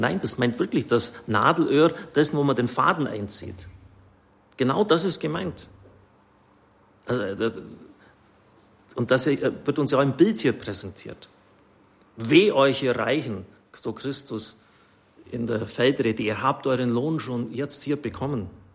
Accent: Swabia, Germany; Ich bin ein Schwabe

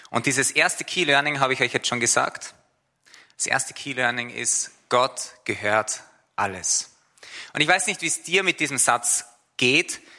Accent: Austria; Ich bin Österreicher

